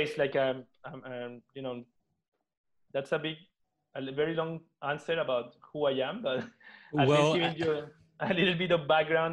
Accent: Venezuela; moved away as an adult; now in Barcelona, Spain; I was born and raised in Venezuela, but I have a mixed background

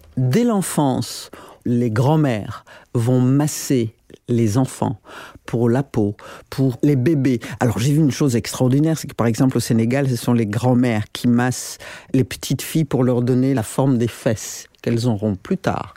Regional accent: Burundi; moved away; also born or lived in Paris, France; quand j'ai quitté le Burundi après l'assassinat de mon père. Euh, en 70

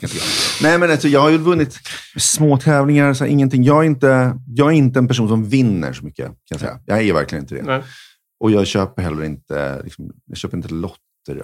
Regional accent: Sweden; vi var från Sverige

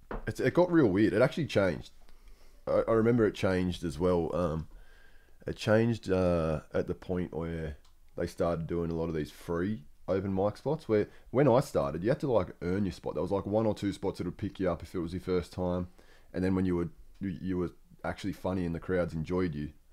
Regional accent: New South Wales, Australia; And Central Coast. I'm from Central Coast, which is between Newcastle and Sydney.

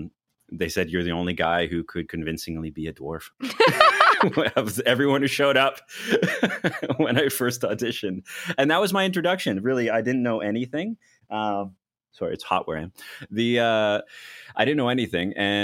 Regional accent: Lake Louise, Alberta, Canada; also born or lived in Athens, Greece; I was born in Athens, Greece, and I grew up in a lot of places, but majority in the Rocky Mountains, Lake Louise, Alberta area.

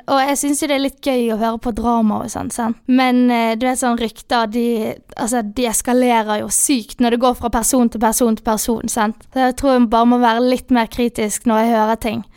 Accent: Bergen, Vestland, Norway; moved away as an adult; also born or lived in Sunnmøre; now in Molde, Norway; Den tidligere skolen jeg gikk på hjemme i Bergen på videregående

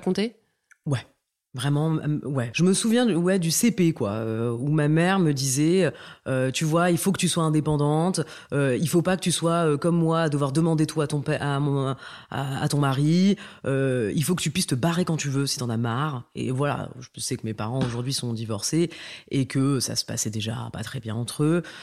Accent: northern France, France; moi j'ai grandi dans le nord de la France, euh, je suis née là-bas

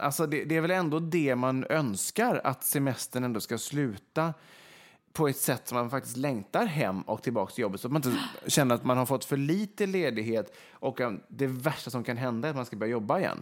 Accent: Vegby, Västra Götaland, Sweden; moved away; Nu sitter vi till exempel i Vegby då, där jag är uppvuxen i mina föräldrars hus.

